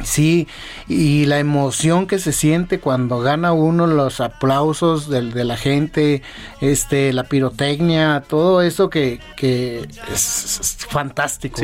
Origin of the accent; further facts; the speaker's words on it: Torreón, Coahuila, Mexico; moved away as an adult; now in Mexico City, Mexico; yo soy de, de Torreón, Coahuila